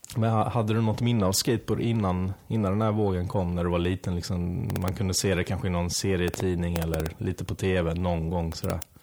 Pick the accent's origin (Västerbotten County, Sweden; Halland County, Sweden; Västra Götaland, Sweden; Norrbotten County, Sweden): Halland County, Sweden; Halmstad; now in Stockholm, Sweden; jag är ju själv från Halmstad